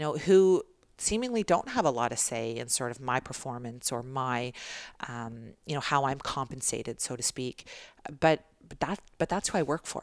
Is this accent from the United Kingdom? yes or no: no; Toronto, Ontario, Canada; I was born in Toronto